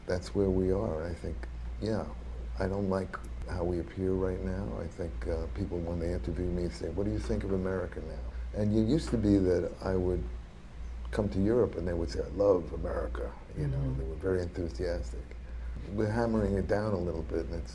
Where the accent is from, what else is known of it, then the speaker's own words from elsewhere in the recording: United States; as an American